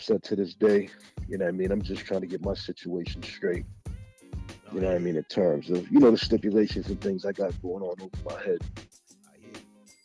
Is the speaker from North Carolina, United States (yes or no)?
no; Boston, Massachusetts, United States; from Boston